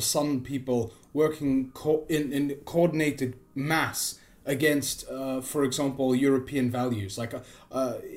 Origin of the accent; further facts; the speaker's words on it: South Africa; I'm from South Africa